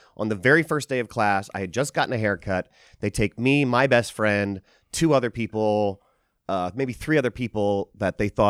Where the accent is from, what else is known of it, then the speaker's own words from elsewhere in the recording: Pennsylvania, United States; This is in the Poconos in Pennsylvania.